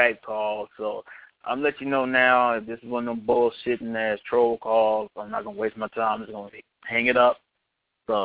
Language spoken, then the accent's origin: English; United States; I am American